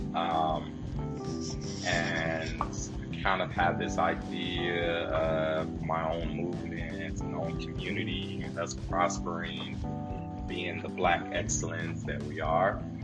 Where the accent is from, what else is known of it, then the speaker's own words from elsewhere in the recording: Chicago, Illinois, United States; we, we grew up in Chicago. We grew up in it